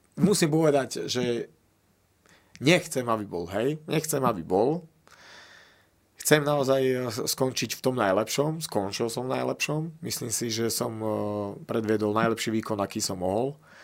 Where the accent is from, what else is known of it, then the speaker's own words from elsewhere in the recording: Slovakia; my sme Slováci